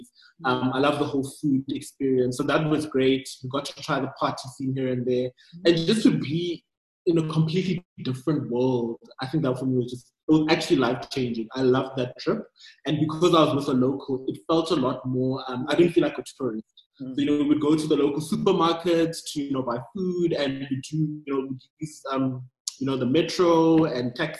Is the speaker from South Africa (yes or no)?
yes; Pretoria, Gauteng, South Africa; also born or lived in Nigeria / Doha; I'm Nigerian born, but I never lived in Nigeria. I grew up in South Africa and specifically in Pretoria